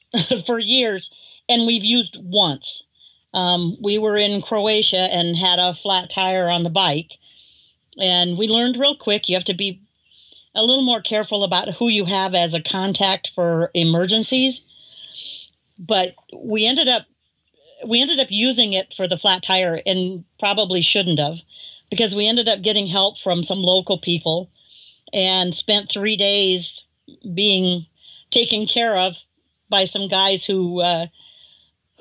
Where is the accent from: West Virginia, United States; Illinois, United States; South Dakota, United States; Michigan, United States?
South Dakota, United States; Pierre; moved away as an adult; also born or lived in Florida; I was born and raised in Pierre, South Dakota